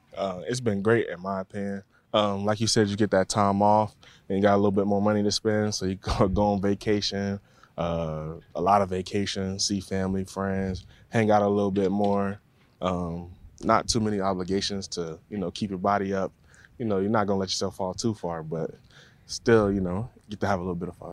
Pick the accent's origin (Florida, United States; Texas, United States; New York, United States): Florida, United States; Tampa; moved away; born and raised in Tampa